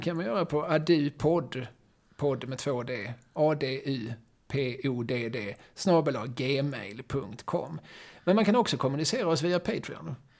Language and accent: Swedish; Malmö, Skåne, Sweden; vi är ju Malmöbor